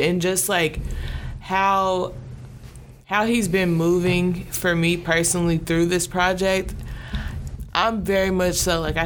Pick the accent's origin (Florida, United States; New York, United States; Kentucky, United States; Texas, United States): Kentucky, United States; Louisville; this is a city that we were born in. This is the city that raised us.